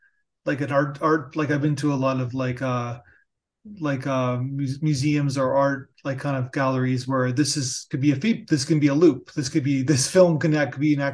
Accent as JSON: {"language": "English", "town": "Niagara Falls", "region": "Ontario", "country": "Canada"}